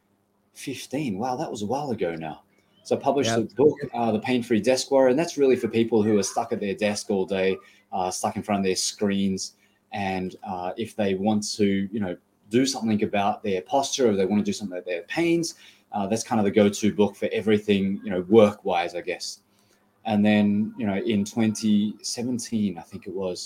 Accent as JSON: {"language": "English", "country": "Australia", "said": "I'm from Australia, but I still have Asian parents"}